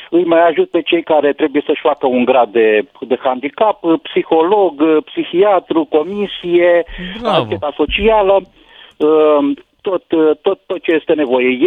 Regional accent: Romania; suntem mândri că suntem români

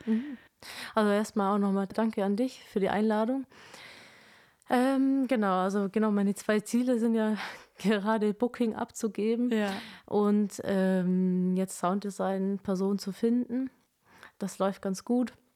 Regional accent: Kempten, Bavaria, Germany; in Kempten, meine Heimatstadt

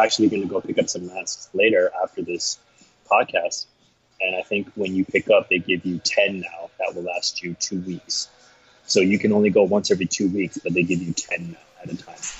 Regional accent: United States; now in Taipei, Taiwan; I'm an American citizen, I hold a U.S. passport

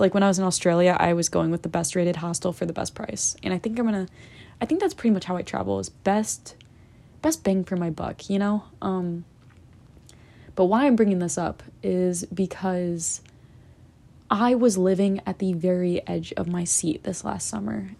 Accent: United States; being judged by a Karen for being an American

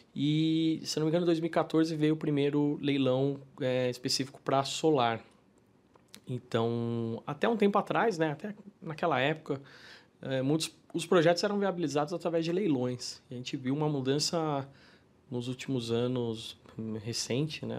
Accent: São Paulo, Brazil; Eu sou paulistano, né? Nascido e criado em São Paulo

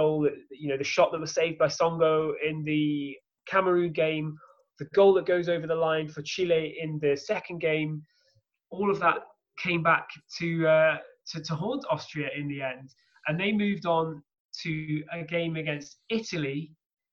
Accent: England, United Kingdom; growing up in England

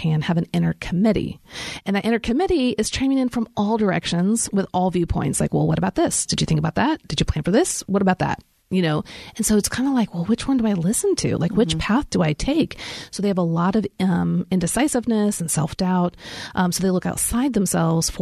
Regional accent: Kansas City, United States; now in Nashville, United States; I grew up in Kansas City, so we get lots of snow

